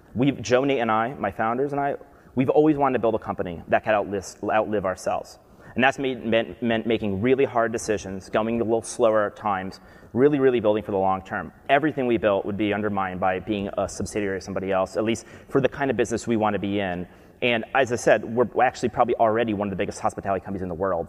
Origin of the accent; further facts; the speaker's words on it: Albany, New York, United States; moved away; I'm from Albany, New York, upstate New York.